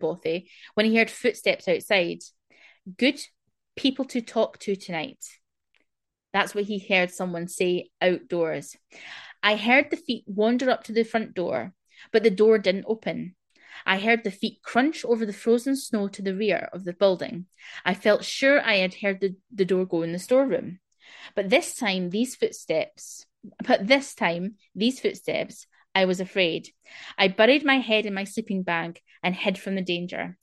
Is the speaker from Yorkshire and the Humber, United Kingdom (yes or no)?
no; Scotland, United Kingdom; accent: lowlander; I am Scottish and I've been Scottish for 1,000 years, according to my DNA reports